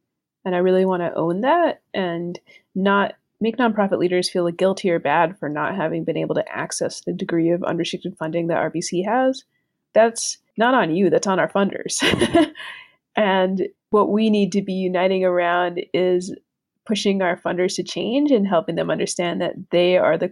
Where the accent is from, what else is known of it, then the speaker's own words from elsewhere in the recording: Puerto Rico; moved away; Growing up in Puerto Rico, mixed